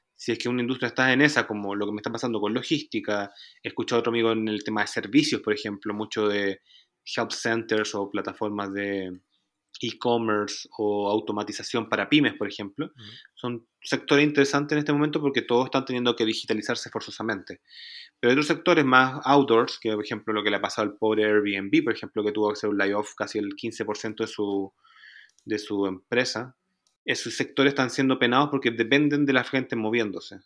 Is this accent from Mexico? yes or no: no; Chile; Nosotros teníamos una oficina en Chile, que es de donde vengo yo originalmente